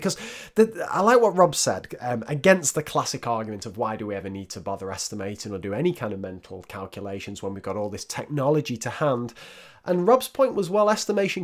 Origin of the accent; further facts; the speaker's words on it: the north of England, United Kingdom; accent: northern; my northern accent